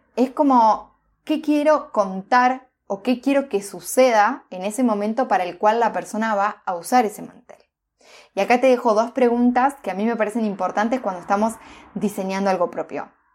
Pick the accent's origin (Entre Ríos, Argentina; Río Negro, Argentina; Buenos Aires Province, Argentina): Entre Ríos, Argentina; moved away; also born or lived in Neuquén; yo soy de Entre Ríos, una provincia de, Argentina.